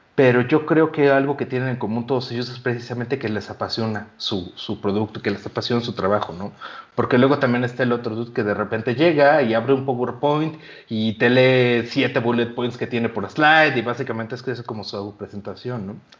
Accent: Yucatán, Mexico; yo soy yucateco

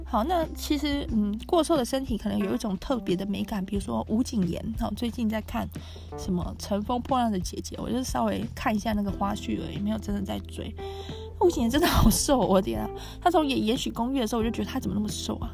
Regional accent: Taiwan; 我们是台湾人

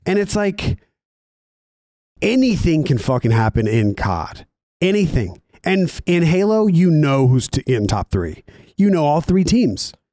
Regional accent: Raleigh, North Carolina, United States; born or raised there; moved away

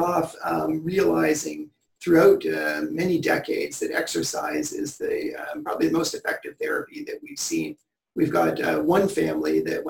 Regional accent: Newmarket, Ontario, Canada; born or raised there

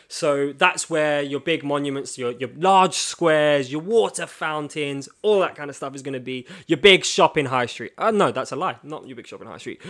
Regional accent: London, United Kingdom; you can tell we're both from London

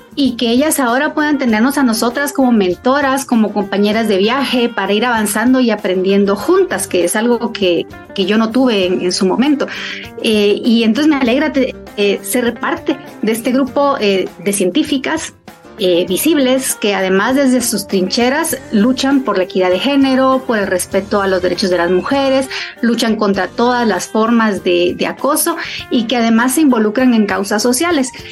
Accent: Guatemala; Soy una mujer guatemalteca

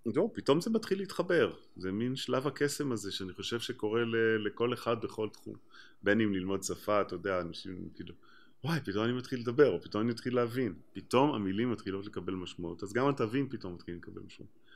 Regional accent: Israel; בתור ישראלי

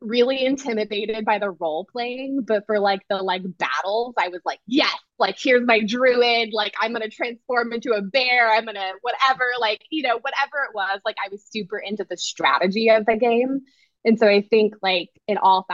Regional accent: Southern California, United States; I grew up in Southern California

